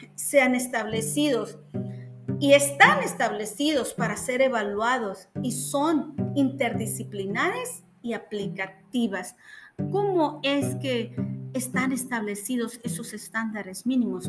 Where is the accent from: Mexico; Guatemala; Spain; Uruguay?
Mexico; como mexicanos